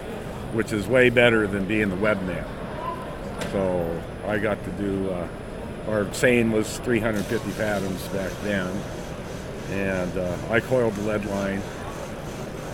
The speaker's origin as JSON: {"language": "English", "town": "Anchorage", "region": "Alaska", "country": "United States", "tie": "born or raised there", "said": "I was born in Anchorage, Alaska, at Elmendorf Air Force Base in 1954"}